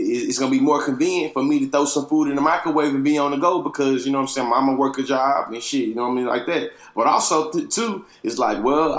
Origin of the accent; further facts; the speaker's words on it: Texas, United States; my home state of Texas